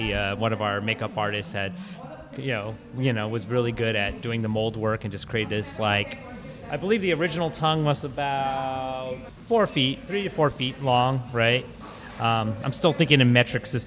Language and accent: English; United States; I'm half Filipino and being born and raised in the States